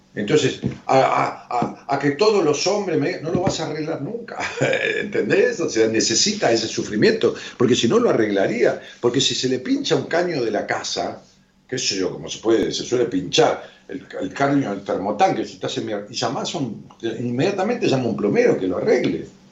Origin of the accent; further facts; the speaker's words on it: La Matanza, Buenos Aires Province, Argentina; allá en mi pueblo, en La Matanza